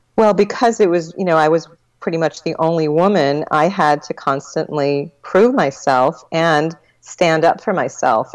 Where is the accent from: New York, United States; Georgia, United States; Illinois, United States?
New York, United States; Long Island; I was born in Long Island, New York